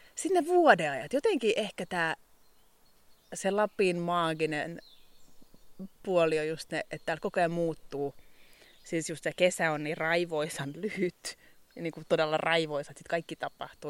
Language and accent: Finnish; Kirkkonummi, Uusimaa, Finland; moved away as an adult; also born or lived in Helsinki / England / Muonio; now in Ylläsjärvi, Finland; Mä oon kirkkonumelta alun perin kotoisin. Se on lähellä Helsinkiä.